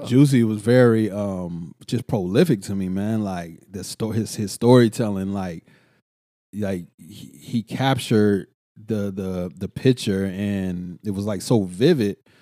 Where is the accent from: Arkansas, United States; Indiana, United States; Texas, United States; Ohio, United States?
Texas, United States; Killeen; moved away; also born or lived in Oakland, California; I'm from Culling